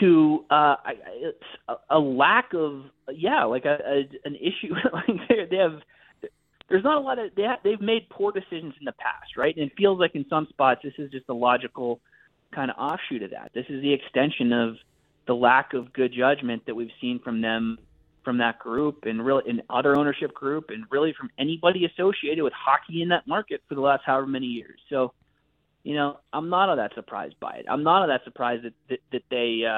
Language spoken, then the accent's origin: English; Pittsburgh, Pennsylvania, United States; moved away as an adult; also born or lived in Maryland / American South; I grew up in Pittsburgh.